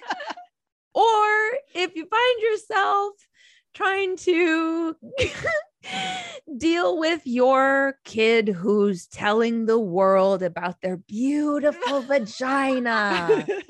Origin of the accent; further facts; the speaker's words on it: Minnesota, United States; I grew up in Minnesota, there weren't a ton of Catholics